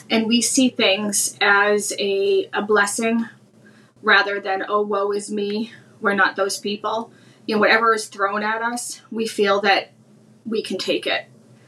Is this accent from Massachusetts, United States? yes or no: yes; Brockton, Massachusetts, United States; moved away as an adult; I am from a place called Brockton, Massachusetts. Brockton is a city of champions, Marvin Hagler, Rocky Marciano. It's a very rough area, very immigrant friendly. But it is a very rough area.